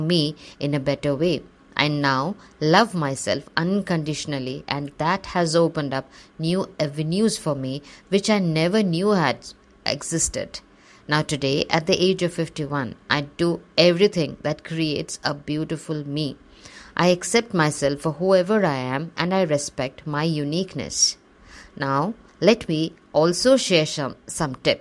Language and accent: English; Assam, India; also born or lived in Kerala; As I grew up in Assam, my friends, who were all localites, looked very different from me. I was a dark-skinned Malayali girl.